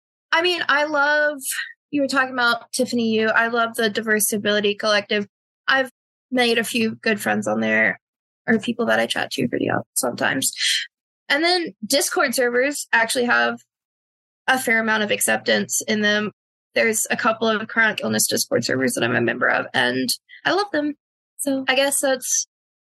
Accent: North Carolina, United States; I'm from North Carolina.

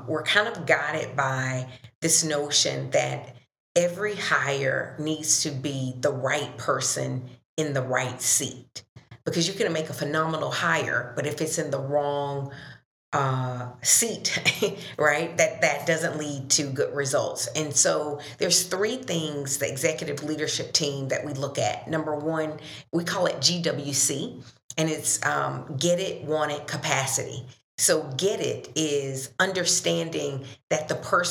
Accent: Dothan, Alabama, United States; moved away as an adult; also born or lived in Minneapolis; I'm originally from the South, Dothan, Alabama, so a Southern girl

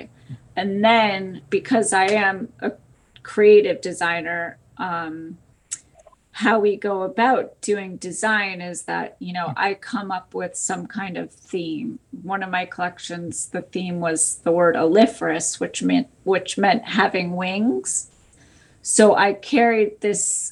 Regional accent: Connecticut, United States; moved away; also born or lived in New York City; Originally, I am from Connecticut

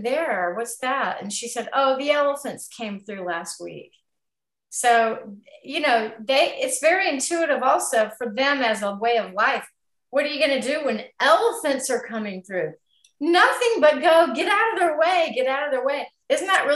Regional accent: United States; we're very American here

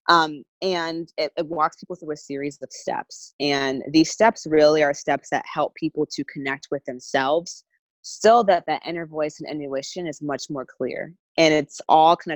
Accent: Massachusetts, United States; I'm from New England, so um, a lot of my friends um, from college

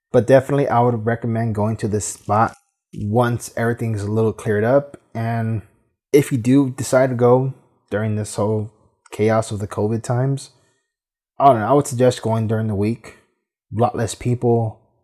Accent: Los Angeles, California, United States; being from California, growing up in Boyle Heights

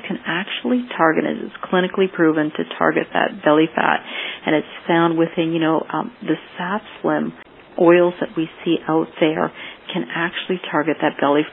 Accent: Canada; moved away as an adult; now in Florida, United States; growing up in Canada where we tend not to have as much sun, and then I moved down to Florida

